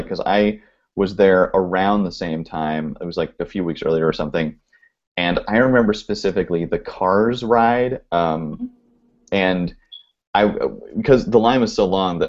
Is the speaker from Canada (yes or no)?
no; Oregon, United States; now in California, United States; I grew up in Oregon